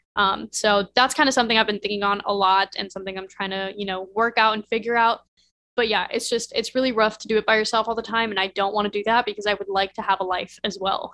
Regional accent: Midwest, United States; I grew up in the Midwest where nobody goes to fashion school

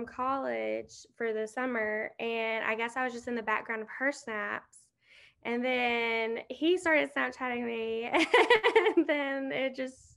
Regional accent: Southaven, Mississippi, United States; I'm from South Haven

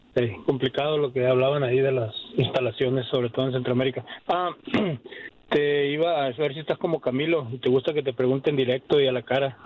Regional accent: Mexico; soy mexicano

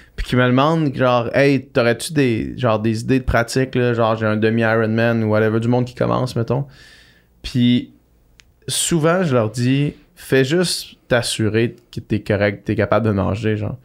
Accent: Quebec City, Quebec, Canada; j'étais comme chez nous, à Québec, l'Université Laval

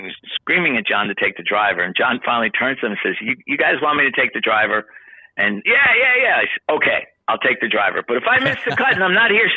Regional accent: New York, United States; now in Washington, D.C., United States; I grew up in New York

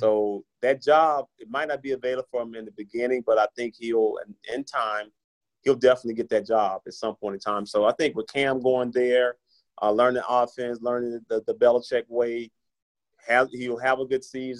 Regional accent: Tennessee, United States; My home state. I had to represent my home state, man.

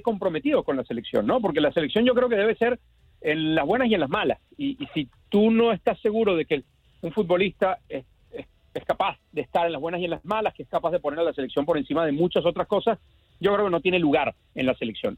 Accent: Venezuela; como decimos en Venezuela, en mi tierra

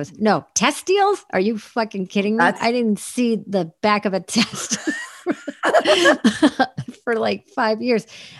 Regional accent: East Coast, United States; the only LA that I knew growing up on the East Coast

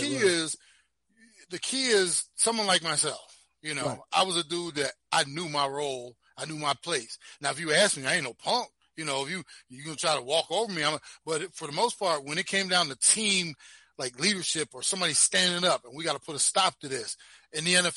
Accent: Browns Mills, New Jersey, United States; moved away as an adult; I came from Browns Mills, New Jersey, Pemberton

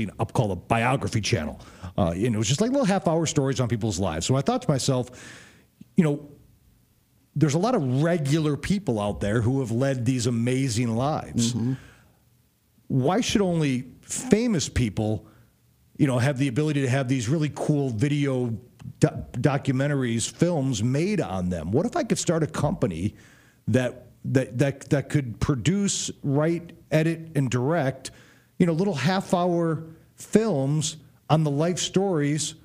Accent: Chicago, Illinois, United States; because I'm from Chicago

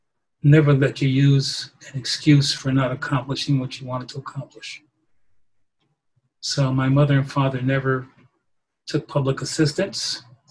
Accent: Poughkeepsie, New York, United States; I was born in Poughkeepsie, New York, upstate New York, at a time of segregation. Faced a number of issues based upon my race, my skin color.

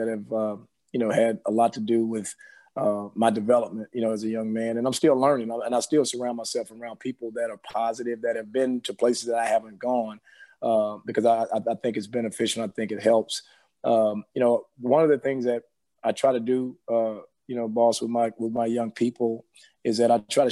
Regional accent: Bossier City, Louisiana, United States; moved away as an adult; also born or lived in Houston, Texas; grew up in Bossier City, Louisiana, so it's the real country, if you will

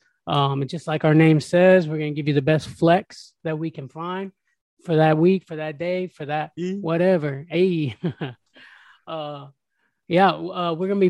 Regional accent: Tampa, Florida, United States; Born and raised in Tampa

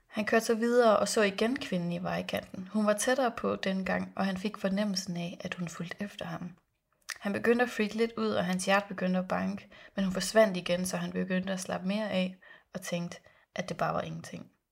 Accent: Philippines; now in Denmark; Jeg var barn på Filippinerne

